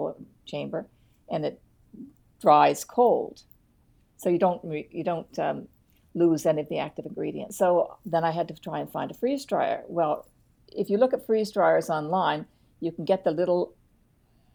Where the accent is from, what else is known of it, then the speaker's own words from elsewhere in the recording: Eastern Shore, Nova Scotia, Canada; I was brought up on the Eastern Shore